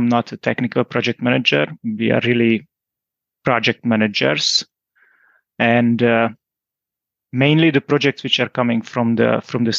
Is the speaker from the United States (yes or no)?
no; Hungary; moved away as an adult; now in Groningen, Netherlands; I'm originally from Hungary, as so my wife